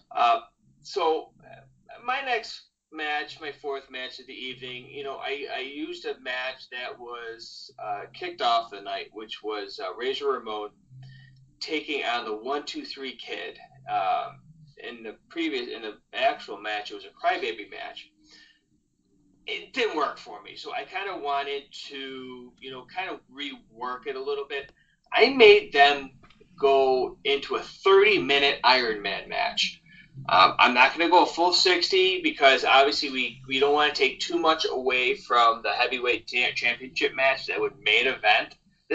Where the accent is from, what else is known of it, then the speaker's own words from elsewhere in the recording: Canada; I'm Canadian